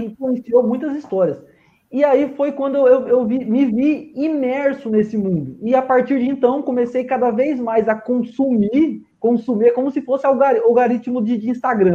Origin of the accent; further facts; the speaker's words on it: Londrina, Paraná, Brazil; sou biomédico, sou de Londrina